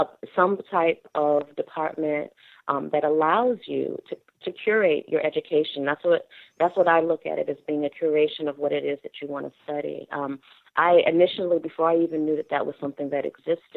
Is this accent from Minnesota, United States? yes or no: no; Maryland, United States; also born or lived in Washington, D.C.; I lived in Washington, D.C. until maybe the age of 5 before my mother moved us to Montgomery County. And so my childhood growing up was split between living in both Montgomery County, Maryland, and Prince George's County, Maryland